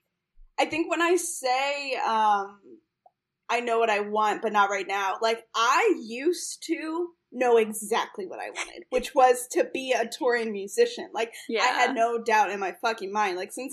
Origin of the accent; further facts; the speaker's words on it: East Coast, United States; now in Chicago, United States; I grew up on the East Coast, like, in a Jewish East Coast family, and, like, the way we all communicate is, like, self-deprecating humor